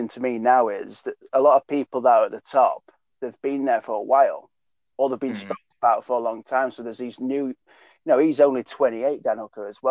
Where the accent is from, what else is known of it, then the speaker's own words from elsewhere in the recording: Doncaster, Yorkshire and the Humber, United Kingdom; a guy who's from my hometown, Mark Diakese, and he's from Doncaster